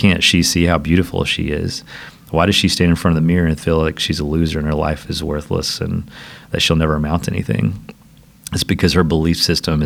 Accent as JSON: {"language": "English", "region": "Southeast Tennessee", "country": "United States", "tie": "born or raised there", "also_born_or_lived": "Nashville, Tennessee / Franklin, Tennessee", "said": "I had escaped my little small town that I grew up in Southeast Tennessee, moved to the big city of Nashville"}